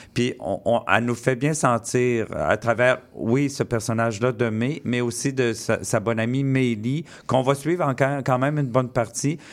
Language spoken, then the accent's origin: French; Quebec, Canada; je suis né au Québec